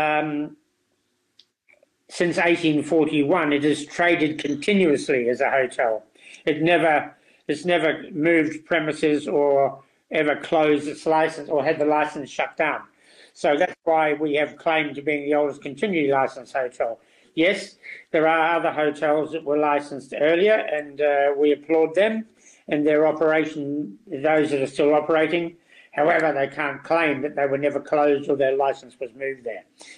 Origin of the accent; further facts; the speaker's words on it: New Zealand; born there; I came from a strong food background. I was born in New Zealand, in a country town.